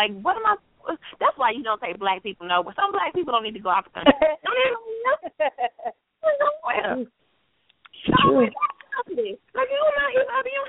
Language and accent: English; North Carolina, United States; people always ask me where I'm from because of my accent. And I'm like, oh, I'm from North Carolina, you know.